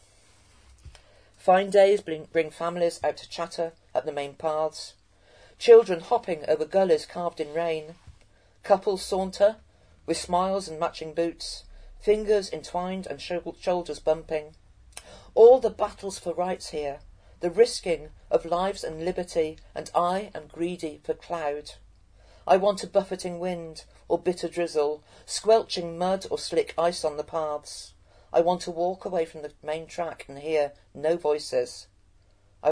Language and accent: English; Cheltenham, South West England, United Kingdom; as a Gloucestershire born and bred, my family been in Gloucestershire for generations